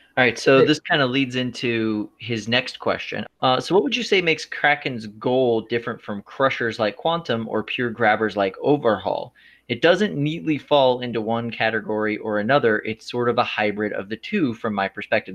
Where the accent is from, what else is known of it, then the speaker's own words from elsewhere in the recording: Clearwater, Florida, United States; I'm from Florida